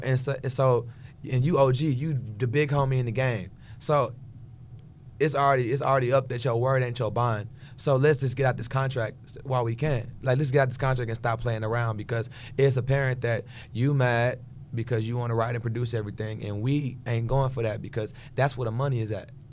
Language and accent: English; Houston, Texas, United States; I'm from Houston, Texas